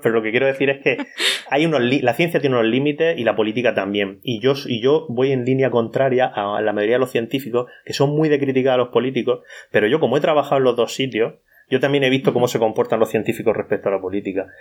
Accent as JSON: {"language": "Spanish", "town": "Cartagena", "region": "Region of Murcia", "country": "Spain", "said": "Yo soy de Cartagena, del sureste de la península ibérica, en la región de Murcia"}